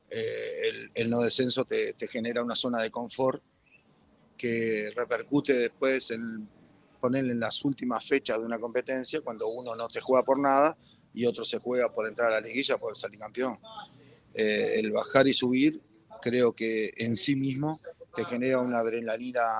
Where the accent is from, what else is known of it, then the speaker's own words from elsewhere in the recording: Costa Rica; moved away; Yo me fui de Costa Rica en el 2011, no, no me siento con la autoridad para, para emitir un juicio grande de valor al respecto.